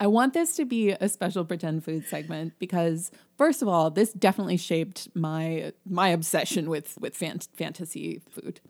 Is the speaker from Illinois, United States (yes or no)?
yes; Illinois, United States; we're from Illinois